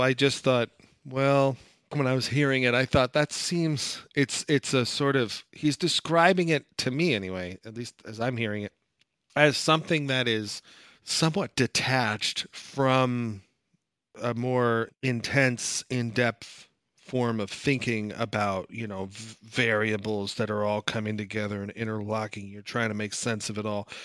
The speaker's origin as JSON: {"language": "English", "country": "United States", "said": "I'm American"}